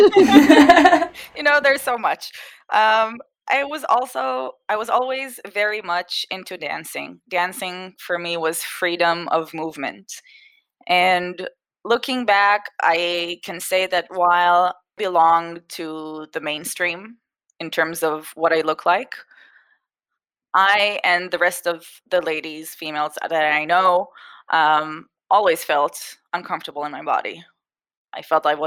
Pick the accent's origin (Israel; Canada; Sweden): Israel; also born or lived in Boston, United States / Japan / Singapore / Miami, United States; I was born in Boston, the States, to an Israeli family, and we came back to Israel shortly after I was born. So I grew up mostly in Israel. We spent a few years in Japan and in Singapore when I was a kid